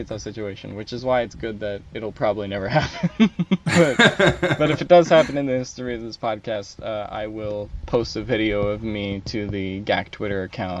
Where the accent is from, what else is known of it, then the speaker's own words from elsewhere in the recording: Philadelphia, Pennsylvania, United States; I'm from Philly